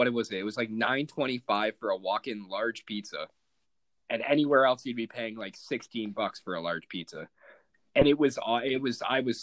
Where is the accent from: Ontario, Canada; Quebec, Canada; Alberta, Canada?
Ontario, Canada; Burlington; I'm from Burlington